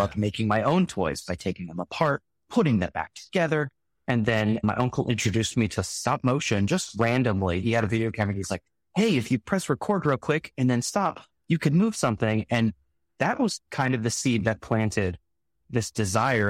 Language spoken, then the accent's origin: English; Salinas, California, United States; I grew up in Salinas, California.